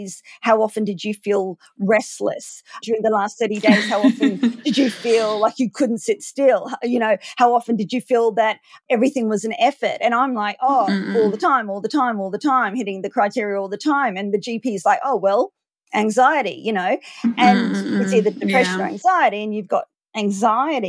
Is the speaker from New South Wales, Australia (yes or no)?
no; Queensland, Australia; also born or lived in Maleny, Queensland; I'm from Queensland in Australia.